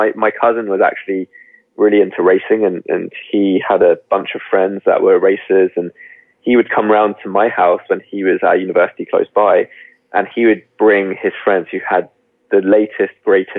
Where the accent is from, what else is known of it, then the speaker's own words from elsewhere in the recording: United Kingdom; now in London, United Kingdom; I was brought up just outside London, so I'm very much, I live in West London now, so I'm kind of a Londoner through and through.